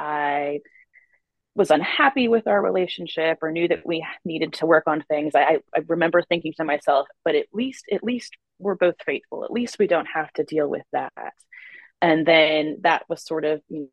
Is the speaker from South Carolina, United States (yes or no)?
yes; South Carolina, United States; moved away as an adult; I'm from South Carolina, had a few years in different states, but I'm back in South Carolina now